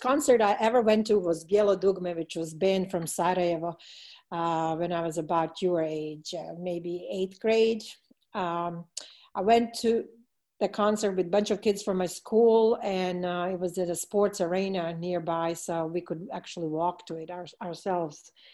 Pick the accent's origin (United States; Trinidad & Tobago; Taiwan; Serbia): Serbia; Belgrade; moved away; my hometown of Belgrade